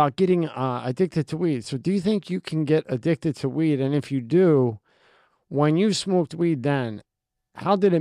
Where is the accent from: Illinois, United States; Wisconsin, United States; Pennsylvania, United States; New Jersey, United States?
Pennsylvania, United States; moved away; also born or lived in Messina, Italy / Lebanon, Pennsylvania / South Philadelphia; I was born in Italy. And then when I was two, we came over here. So I don't even remember. I just remember ending up in Pennsylvania